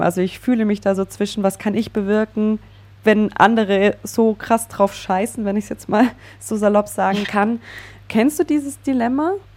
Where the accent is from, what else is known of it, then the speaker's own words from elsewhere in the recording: Allgäu, Bavaria, Germany; Wir kommen beide aus dem Allgäu. Und wenn ja. ich da so an meine Jugend und Kindheit zurückdenke, die bei mir klassisch ländliches Leben geprägt war